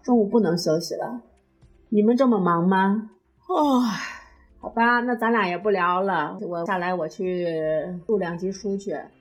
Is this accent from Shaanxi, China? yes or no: yes; Xi'an, Shaanxi, China; 我是西安的